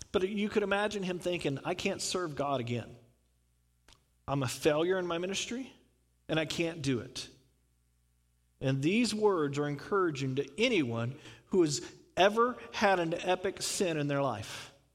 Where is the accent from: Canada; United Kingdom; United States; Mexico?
United States; the South; I'm from the South